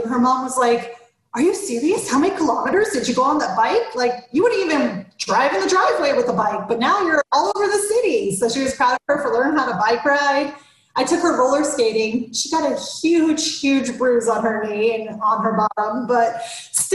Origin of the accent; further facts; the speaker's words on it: Florida, United States; moved away as an adult; I grew up in Florida and I had the same experience. I didn't see snow till I was 22